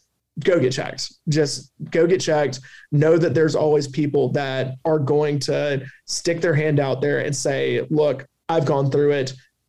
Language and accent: English; the South, United States; accent: Southern; don't let my Southern accent get in the way.